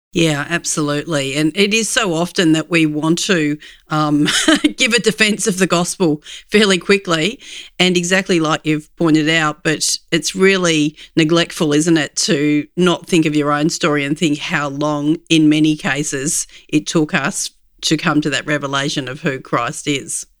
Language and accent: English; Australia; As an Aussie